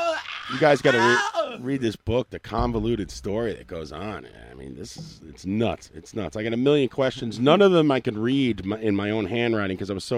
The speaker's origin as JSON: {"language": "English", "region": "New York", "country": "United States", "accent": "New York", "said": "my New York accent gets more pronounced."}